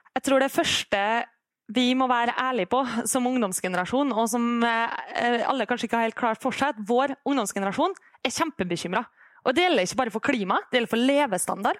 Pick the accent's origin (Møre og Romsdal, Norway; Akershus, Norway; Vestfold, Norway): Møre og Romsdal, Norway; Kristiansund; Når jeg er hjemme i Kristiansund, som er en kommune som i veldig lang tid har vært helt avhengig av olja